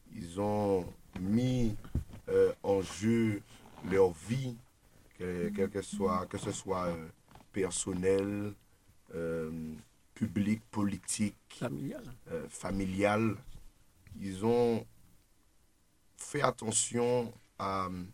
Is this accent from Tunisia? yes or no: no; Martinique; en tant que militant, en tant que Martiniquais